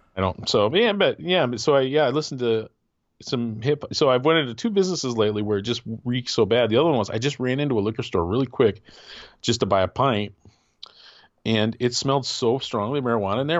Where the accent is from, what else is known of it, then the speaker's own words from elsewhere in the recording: Wisconsin, United States; moved away; also born or lived in Michigan; my friend and I Casey, who I grew up in Wisconsin